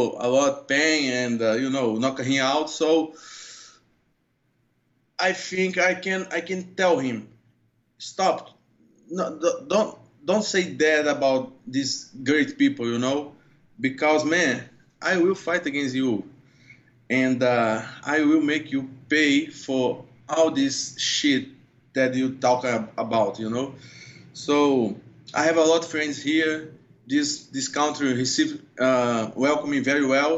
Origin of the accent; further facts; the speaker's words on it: Brazil; English is a second language; moved away as an adult; now in United States; I'm Brazilian, I'm not American